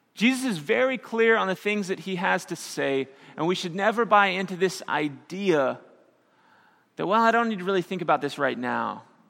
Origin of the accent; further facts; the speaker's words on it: Missouri, United States; moved away; I grew up in Missouri, and we had a lot of tornadoes.